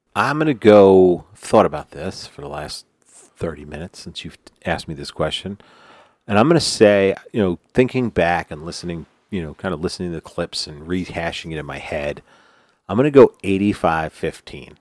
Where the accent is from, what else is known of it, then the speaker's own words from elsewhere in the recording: New York, United States; I'm from New York